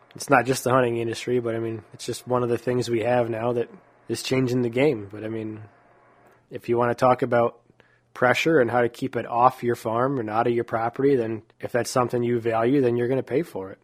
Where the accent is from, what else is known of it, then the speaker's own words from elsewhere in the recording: New York, United States; moved away as an adult; also born or lived in Texas; growing up in New York